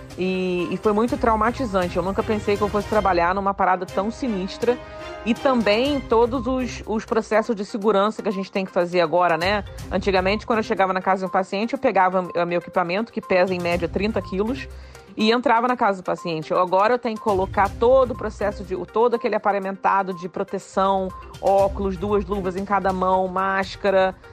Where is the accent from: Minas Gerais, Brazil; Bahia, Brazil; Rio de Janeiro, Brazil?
Rio de Janeiro, Brazil; Petrópolis; moved away as an adult; also born or lived in Japan / Bristol; now in United Kingdom; eu tenho uma super relação com Petrópolis porque eu fui criada aí. Né? Eu sou carioca petropolitana. Eu nasci no Rio de Janeiro